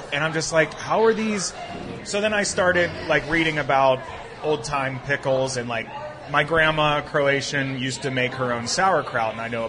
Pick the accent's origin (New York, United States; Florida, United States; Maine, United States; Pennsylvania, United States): Pennsylvania, United States; Pittsburgh; moved away as an adult; now in Los Angeles, United States; So I moved to L.A. 7 years ago. I'm from Pittsburgh originally.